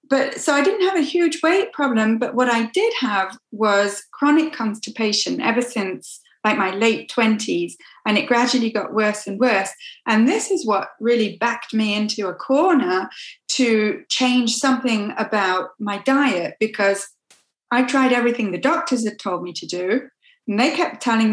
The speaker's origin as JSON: {"language": "English", "region": "England", "country": "United Kingdom", "tie": "born or raised there", "moved": "as an adult", "lives_now": "Quebec, Canada", "said": "I'm originally from England. So I grew up in different parts of England, but I went to school in Coventry, which is in the Midlands, and I went to university at York."}